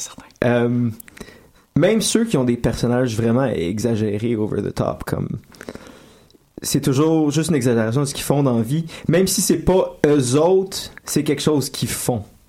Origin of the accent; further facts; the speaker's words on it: Laval, Quebec, Canada; je dis toujours que je viens de Montréal, ce qui est pas vrai non plus parce que je viens de Laval